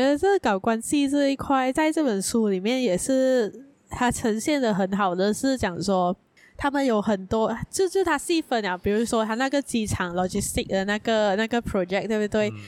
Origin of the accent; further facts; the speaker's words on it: Malaysia; 我们身为一个马来西亚人，在身为一个平民百姓，在身为一个，呃，马来西亚的穷人